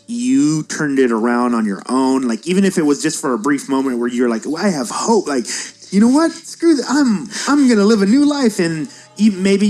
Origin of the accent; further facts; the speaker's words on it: United States; as an American